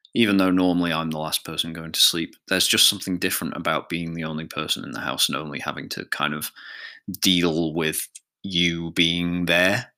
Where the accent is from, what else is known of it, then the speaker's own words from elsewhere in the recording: Isle of Man; I feel very much like a Manx person, a person of the Isle of Man